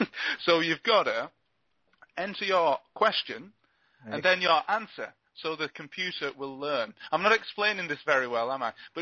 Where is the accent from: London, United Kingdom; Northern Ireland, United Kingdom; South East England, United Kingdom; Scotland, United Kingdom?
Scotland, United Kingdom; Glasgow; I didn't grow up in Patrick. I grew up in Partick.